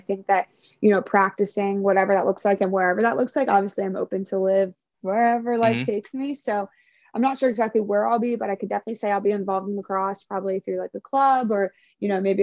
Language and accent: English; Maryland, United States; moved away as an adult; now in California, United States; we were in my home state, so many of my friends were there. Like it was in my backyard, essentially Maryland